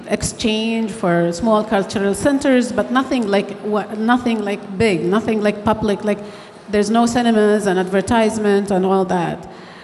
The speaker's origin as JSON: {"language": "English", "country": "Saudi Arabia", "tie": "born or raised there", "also_born_or_lived": "Australia", "moved": "as an adult", "said": "I grew up in Saudi Arabia in a very small town. I am one of 12 kids."}